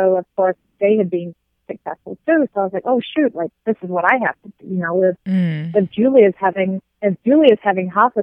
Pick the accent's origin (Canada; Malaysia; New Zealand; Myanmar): New Zealand; moved away as an adult; now in United States; growing up in New Zealand